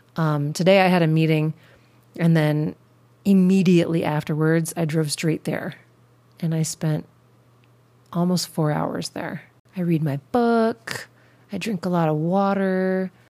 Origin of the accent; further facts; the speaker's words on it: Midwest, United States; also born or lived in Hawaii; now in Seattle, United States; my life as a child growing up in the Midwest